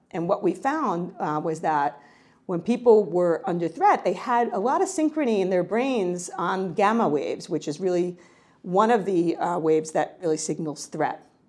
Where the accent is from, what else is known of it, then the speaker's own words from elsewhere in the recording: New York, United States; I'm a New Yorker